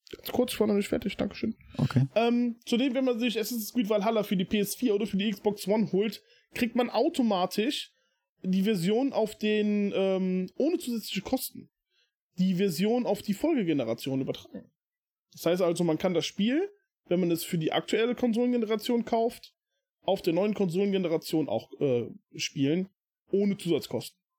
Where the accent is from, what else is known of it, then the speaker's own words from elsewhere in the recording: Germany; hier bei uns in Deutschland